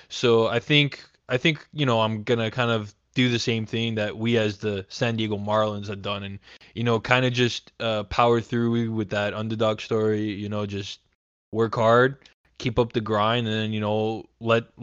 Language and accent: English; Montreal, Quebec, Canada; As as a Montrealer, uh, coming from Quebec